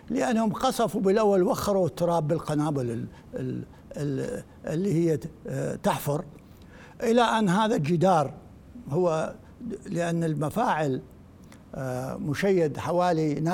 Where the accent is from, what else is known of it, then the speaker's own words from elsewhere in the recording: Iraq; كعراقيين يعني ك... كمتخصصين